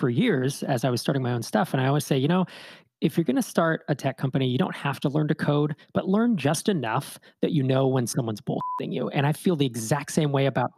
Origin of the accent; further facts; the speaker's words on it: East Bay, California, United States; I grew up in the East Bay area